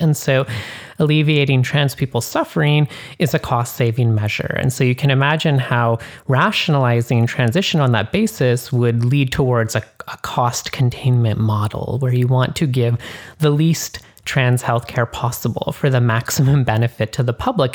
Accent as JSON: {"language": "English", "country": "Canada", "moved": "yes", "lives_now": "United States", "said": "I am more Canadian than others"}